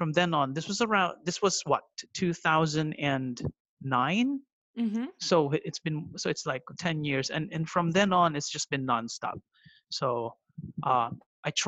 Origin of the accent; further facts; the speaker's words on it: Philippines; also born or lived in Japan; I am from the Philippines